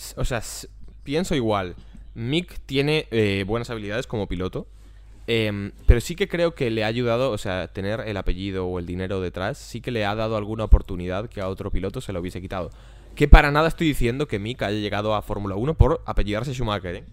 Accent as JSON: {"language": "Spanish", "town": "Vigo", "region": "Galicia", "country": "Spain", "also_born_or_lived": "Ourense", "said": "yo soy de Vigo, vivo a Vigo"}